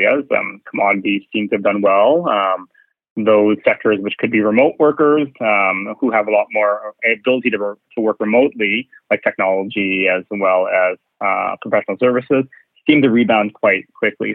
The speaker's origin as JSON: {"language": "English", "town": "Winnipeg", "region": "Manitoba", "country": "Canada", "tie": "born or raised there", "also_born_or_lived": "Calgary", "moved": "as an adult", "lives_now": "Vancouver, Canada", "said": "I'm actually from the Prairies, from Winnipeg. So that's where I was kind of born and raised"}